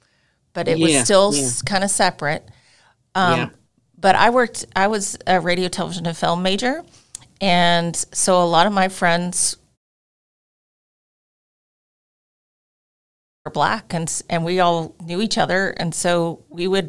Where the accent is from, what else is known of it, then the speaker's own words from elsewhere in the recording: Northeast, United States; moved away as an adult; also born or lived in Mississippi / Pennsylvania; I grew up in the Northeast primarily